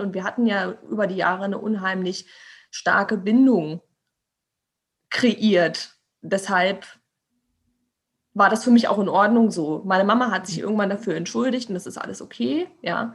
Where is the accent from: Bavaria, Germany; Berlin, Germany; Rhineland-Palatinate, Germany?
Berlin, Germany; ich bin, bin Berliner Stadtkind